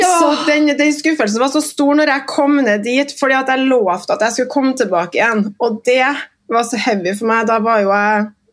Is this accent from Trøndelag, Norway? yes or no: yes; Trondheim, Trøndelag, Norway; Jeg kommer jo fra Kolstad. Jeg er stolt Kolstad-ramp.